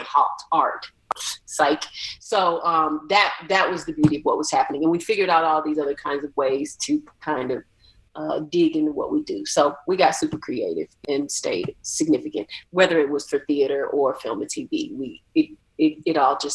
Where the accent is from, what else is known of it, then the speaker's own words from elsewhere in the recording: Atlanta, Georgia, United States; I'm from Atlanta, so there's a rich black arts culture that was happening in the 80s and the 90s. So I'm very much rooted from that.